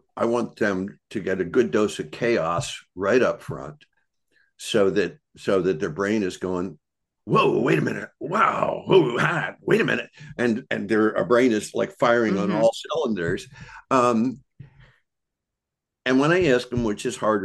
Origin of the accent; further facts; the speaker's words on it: Bucks County, Pennsylvania, United States; I grew up in Bucks County, Pennsylvania, which is a nice place